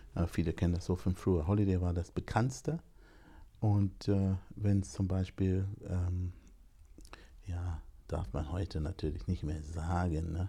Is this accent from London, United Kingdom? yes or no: yes; London, United Kingdom; also born or lived in Jamaica (ancestry); now in Germany; Meine Eltern kommen aus Jamaika. Ich bin in London geboren